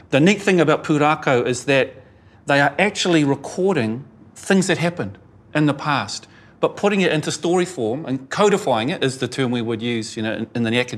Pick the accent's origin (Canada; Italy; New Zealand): New Zealand; Glenfield, Auckland; I'm one of those urban Maori. I grew up in Glenfield, you know, miles away from my Turanga Waiwai.